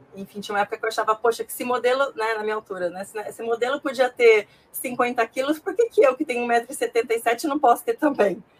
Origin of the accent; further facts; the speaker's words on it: Ji-Paraná, Rondônia, Brazil; moved away as an adult; now in São Paulo, Brazil; Eu sou nascida, né, natural de Paraná, Rondônia